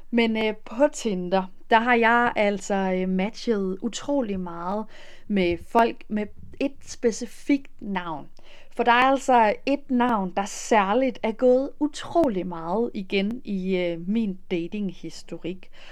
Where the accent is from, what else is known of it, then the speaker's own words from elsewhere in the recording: Denmark; moved away as an adult; now in Netherlands; hjemme i Danmark